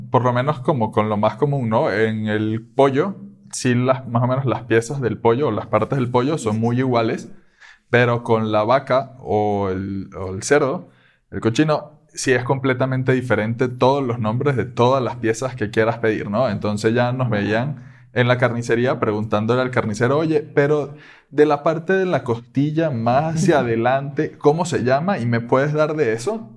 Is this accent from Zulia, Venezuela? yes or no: no; Caracas, Capital District, Venezuela; moved away as an adult; now in Querétaro, Mexico; soy de Venezuela, de Caracas